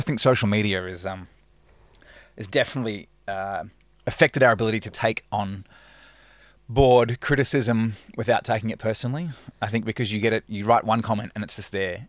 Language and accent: English; Perth, Western Australia, Australia; now in Melbourne, Australia; I grew up in Perth